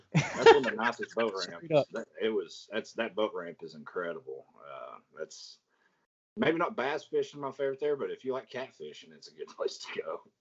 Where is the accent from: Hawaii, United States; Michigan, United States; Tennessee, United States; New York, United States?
Tennessee, United States; Chattanooga; I'm from Chattanooga